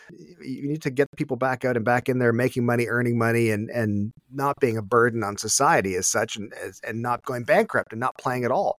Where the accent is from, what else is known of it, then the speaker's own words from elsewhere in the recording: Canada; as a Canadian